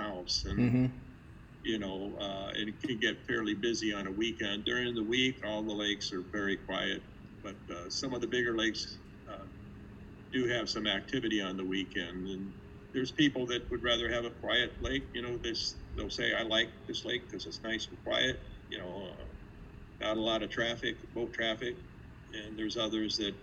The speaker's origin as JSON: {"language": "English", "town": "South Bend", "region": "Indiana", "country": "United States", "said": "I'm from South Bend, where the University of Notre Dame is located. And my family owns a restaurant there"}